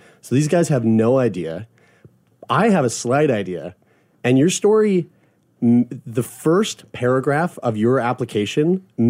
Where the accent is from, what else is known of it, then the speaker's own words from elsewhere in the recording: Lower Sackville, Nova Scotia, Canada; I'm from Lower Sackville.